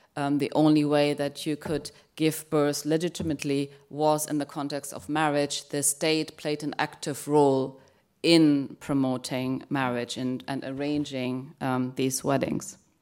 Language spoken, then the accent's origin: English; Germany; moved away; I grew up in Germany